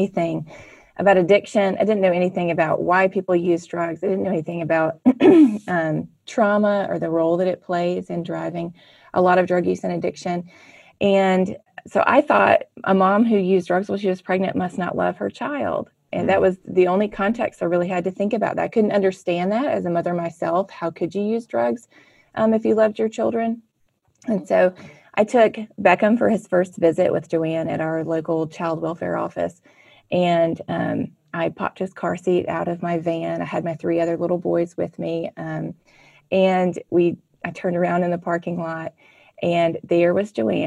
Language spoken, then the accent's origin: English; Mississippi, United States; I grew up in Mississippi in a wonderful Christian family